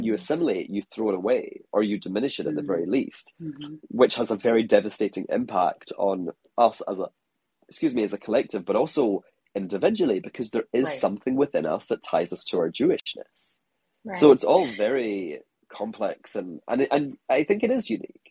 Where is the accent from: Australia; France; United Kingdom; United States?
United Kingdom; Scotland; now in Hong Kong; I'm a Scottish